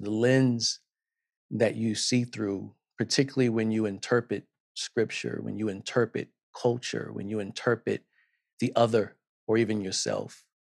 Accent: South Carolina, United States; I'm from South Carolina, and I watched the local news each night with my grandmother

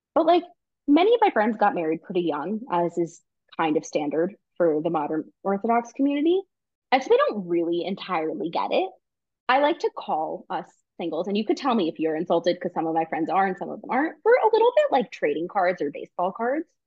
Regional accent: New York, United States; now in Israel; I'm from New York where you walk fast or you don't walk

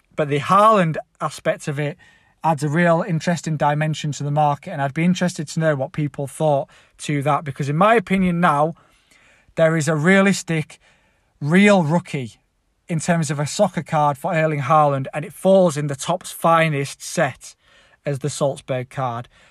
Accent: Leeds, Yorkshire and the Humber, United Kingdom; I'm actually from Leeds

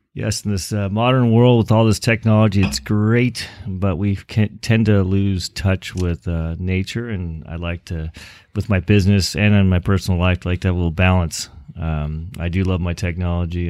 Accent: Los Angeles, California, United States; moved away as an adult; now in Chico, United States; raised in, uh, a little suburb in Los Angeles called, uh, Westchester

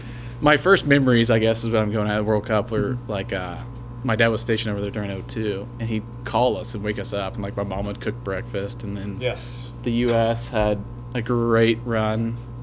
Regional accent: Edmond, Oklahoma, United States; I'm from Edmond.

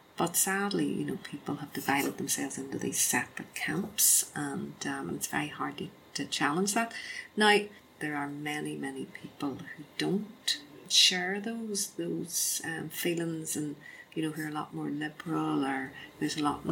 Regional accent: Belfast, Northern Ireland, United Kingdom; I was born in Belfast. I spent my whole life in Belfast

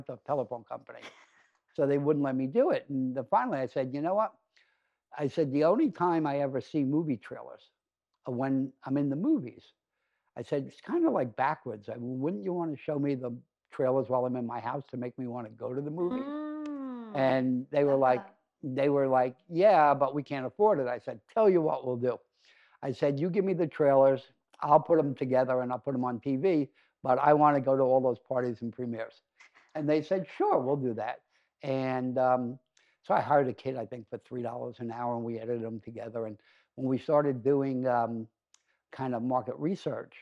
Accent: New York City, New York, United States; I grew up in Brooklyn

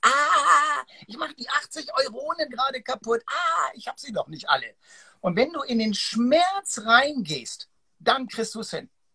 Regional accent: Hamburg, Germany; dieses Hanse, ich bin ja Hamburger, das Hanseatische

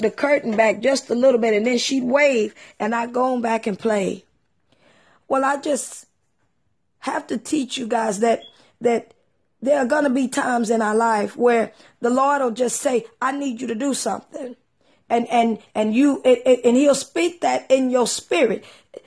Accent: East Texas, United States; when I was a little girl growing up in East Texas

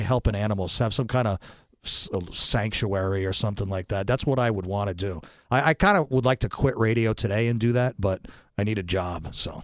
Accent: New London, United States; I am from this area. I'm from New London. I went to New London High.

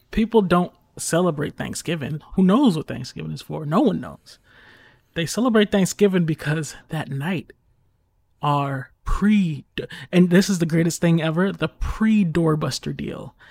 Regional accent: United States; I'm strictly American

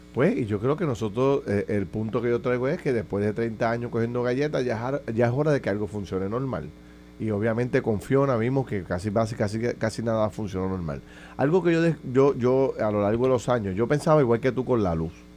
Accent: Puerto Rico

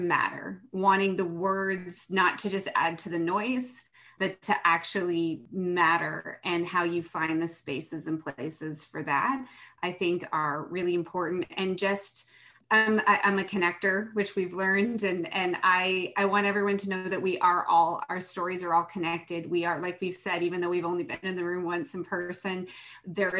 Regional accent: Ontario, Canada; I'm from Ontario, just about 45 minutes north of Toronto

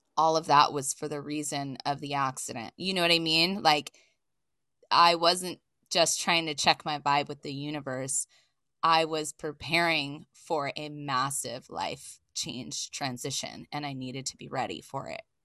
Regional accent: East Coast, United States; now in Los Angeles, United States; I'm originally from the East Coast, but I've lived in Los Angeles since nineteen ninety-nine

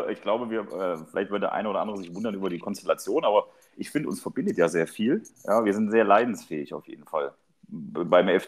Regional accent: Cologne, North Rhine-Westphalia, Germany; Oh, jetzt, jetzt, muss ich als Kölner sagen, wir hatten die Tore gemacht.

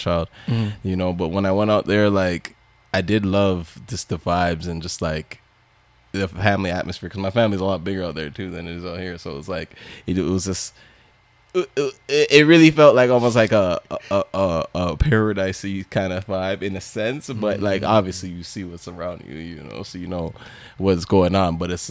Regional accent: Canada; I'm more Canadian

